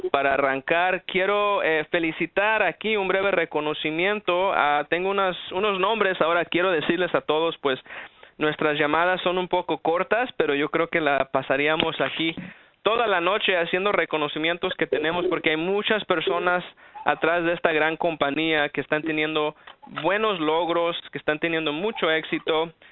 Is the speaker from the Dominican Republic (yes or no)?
no; Los Angeles, California, United States; also born or lived in Aguascalientes, Mexico; soy nacido en Aguascalientes, México. Vine aquí a los Estados Unidos por ahí como a los tres años y pues prácticamente toda mi vida he vivido en la ciudad de Los Ángeles.